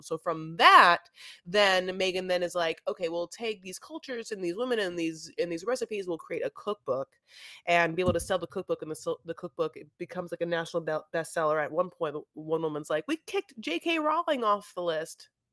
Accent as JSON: {"language": "English", "country": "United States", "said": "I'm an American"}